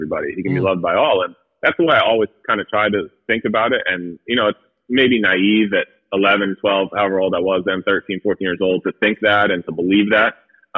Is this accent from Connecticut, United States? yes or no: yes; Connecticut, United States; I grew up in Connecticut.